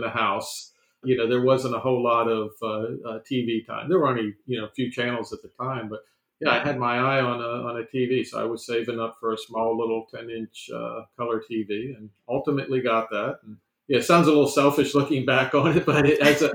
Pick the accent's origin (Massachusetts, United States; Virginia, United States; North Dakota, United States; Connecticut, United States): Virginia, United States; Sterling; I grew up in Sterling Park, which is right near Dulles Airport.